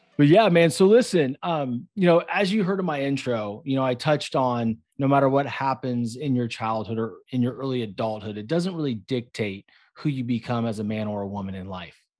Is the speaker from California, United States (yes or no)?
yes; Concord, California, United States; moved away; I grew up in a place called Concord